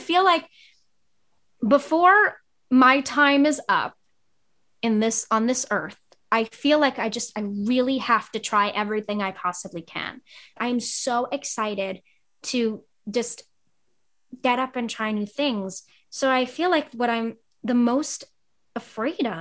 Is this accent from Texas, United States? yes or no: no; New York City, New York, United States; And my hometown is small, and I come from Staten Island